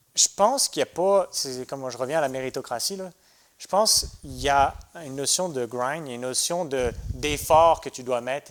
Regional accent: France; moved away as an adult; also born or lived in United States; now in Quebec, Canada; je suis né en France

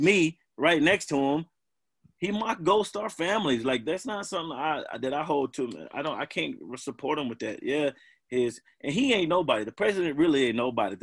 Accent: Bowling Green, Kentucky, United States; I grew up in Bowling Green

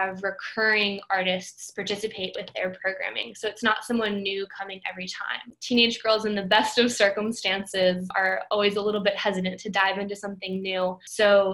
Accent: Memphis, Tennessee, United States; also born or lived in Boston; I grew up in Memphis

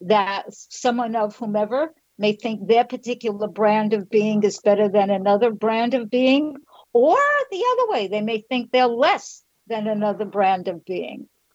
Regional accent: New York, United States; moved away as an adult; now in Florida, United States; I'm from New York. I now live in Florida.

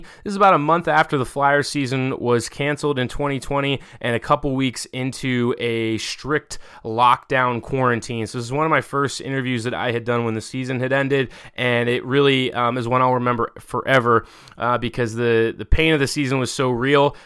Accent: Pittsburgh, Pennsylvania, United States; I grew up in Pittsburgh

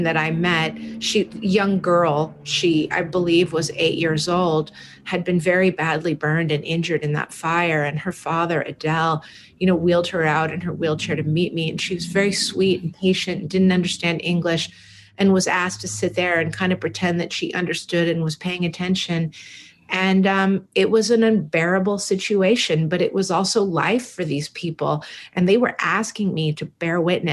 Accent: San Francisco, California, United States; when I was probably 10 or 11 years old, growing up in San Francisco in the Haight-Ashbury

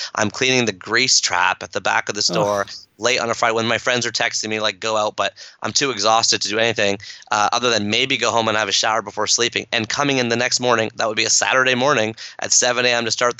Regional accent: Canada; my mom's from Kenya, my dad's from India, I grew up here in Canada

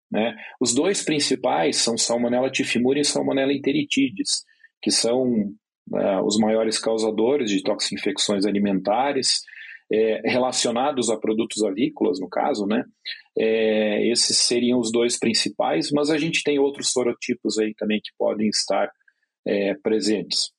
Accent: Rio Grande do Sul, Brazil; moved away; eu venho lá do sul, do Rio Grande do Sul

